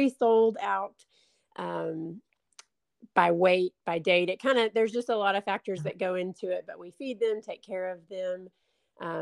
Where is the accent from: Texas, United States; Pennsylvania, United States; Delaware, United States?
Texas, United States; Van Alstyne; moved away as an adult; now in Chattanooga, United States; I am originally from Van Alstine, Texas